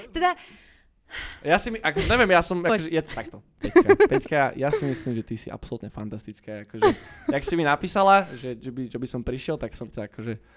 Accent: Bratislava, Bratislava Region, Slovakia; also born or lived in London; Ja som z Petržalky, áno, no, born and raised

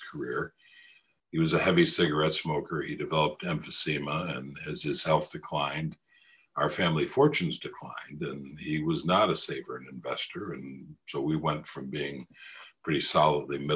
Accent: United States; I'm an American.

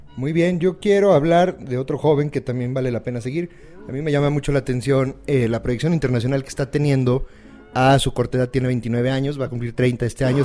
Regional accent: Mexico

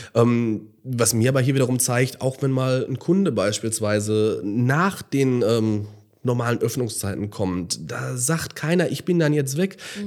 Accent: Gelsenkirchen, North Rhine-Westphalia, Germany; wenn man wirklich aufgewachsen ist in Gelsenkirchen und das vielleicht auch zu einer anderen Zeit noch mhm. kennengelernt hat, als kleiner Junge

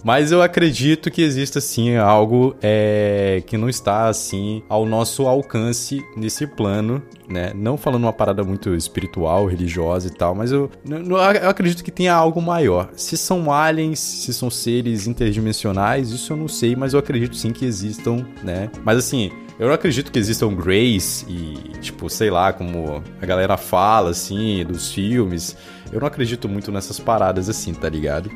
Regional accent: Manaus, Amazonas, Brazil; eu sou de Manaus

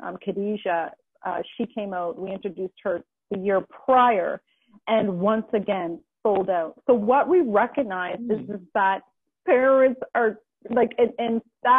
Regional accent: Halifax, Nova Scotia, Canada; moved away; I'm from Halifax, Nova Scotia originally

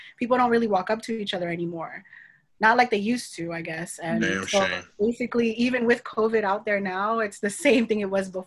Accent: Miami, Florida, United States; Born and raised in Miami, but I'm Haitian for the most part

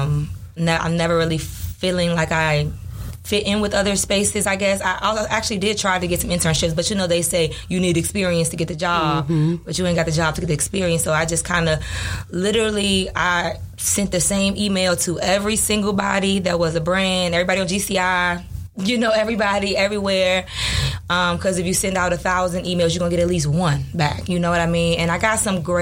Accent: Washington, District of Columbia, United States; moved away as an adult; now in Chicago, United States; I come from Southwest D.C., so it's like, ain't no ballerinas around here

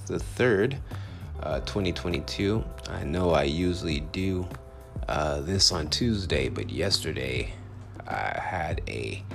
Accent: Compton, California, United States; now in Phoenix, United States; I'm originally from Compton, California

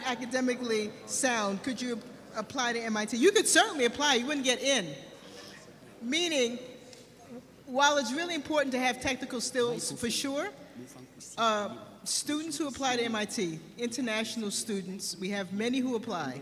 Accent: New York City, New York, United States; I was born and raised in New York City

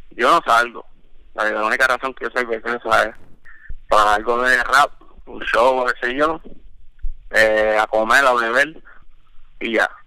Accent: Puerto Rico; moved away; porque cuando yo llegué, vine de Puerto Rico, habían shows, o sea, no como antes.

